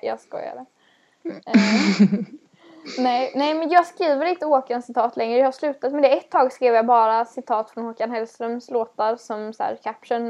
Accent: West Coast, Sweden; vi på västkusten

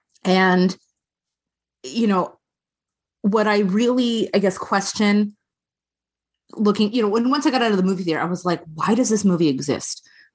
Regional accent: Long Island, New York, United States; I grew up on Long Island. I'm also Jewish.

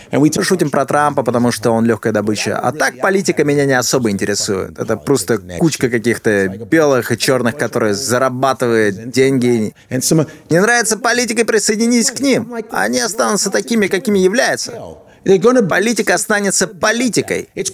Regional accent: Chicago, Illinois, United States; now in New York, United States; я вырос в Чикаго

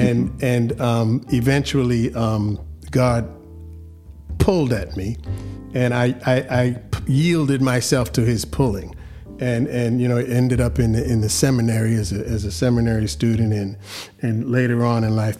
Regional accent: New York City, New York, United States; Well, I'm from New York. I was born and raised in the Bronx, New York

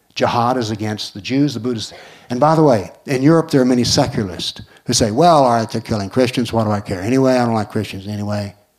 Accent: United States; I'm an American

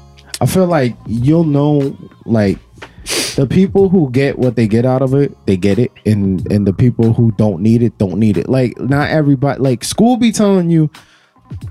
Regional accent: New Jersey, United States; I grew up in Jersey, and I probably should have grown up either in the Bronx or Brooklyn based on where my family was

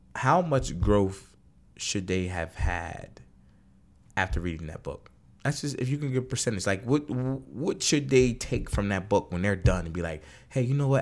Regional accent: Wilmington, Delaware, United States; we're both from Delaware. From Wilmington, Delaware

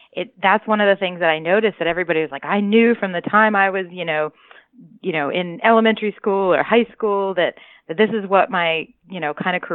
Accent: Lake Worth, Florida, United States; born or raised there

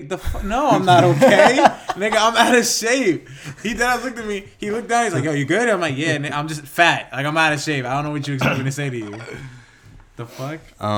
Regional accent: New York, United States; we're from New York.

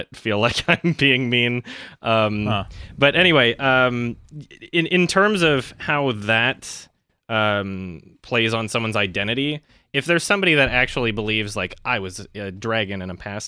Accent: Canada; now in Los Angeles, United States; I'm from Canada

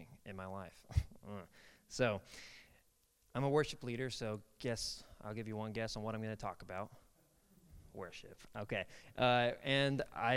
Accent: Kansas City, Kansas, United States; moved away as an adult; now in Shawnee, United States; I grew up in Kansas City, Kansas. Moved down to Shawnee to go to OBU when I was 18 to go to college.

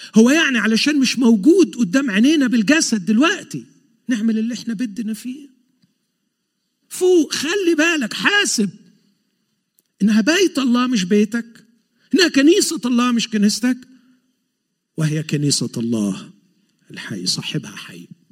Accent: Egypt; now in Montreal, Canada; عندنا في مصر

